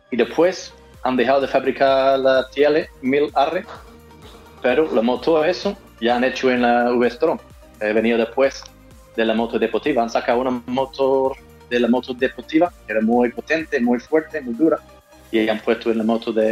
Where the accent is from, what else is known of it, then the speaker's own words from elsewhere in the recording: Australia; accent: mix of Australian and Andalusian; Spanish is a second language; now in Valverde, Spain; Pues un australiano, aunque tengo un acento raro, pues una mezcla ya de australiano y, andaluz